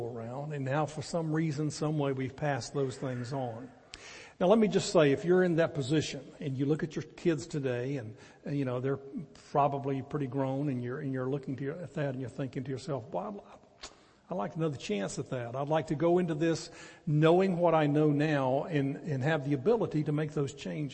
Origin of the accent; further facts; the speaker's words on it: the Carolinas, United States; now in Athens, TX, United States; we're both from the Carolinas, and all of our families there